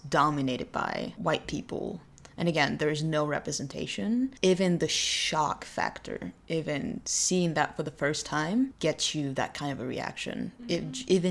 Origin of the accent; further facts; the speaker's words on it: Turkey; moved away; I'm from Turkey